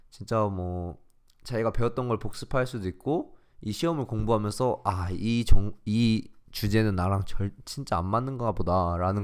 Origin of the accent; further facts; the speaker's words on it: South Korea; 우리는 진짜 똑똑해요, 한국인